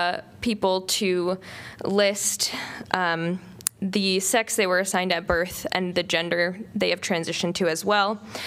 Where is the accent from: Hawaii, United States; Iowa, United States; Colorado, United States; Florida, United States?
Iowa, United States; Burlington; Growing up in Burlington, Iowa